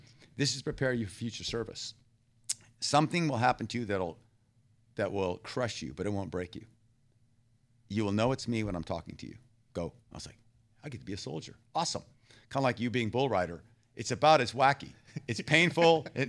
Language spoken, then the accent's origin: English; Thailand; also born or lived in Texas, United States; And I was born in Texas. I grew up in Thailand.